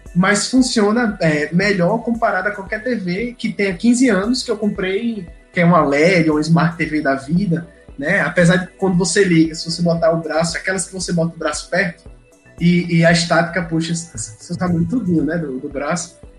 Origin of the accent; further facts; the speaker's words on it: Brazil; nós que somos brasileiros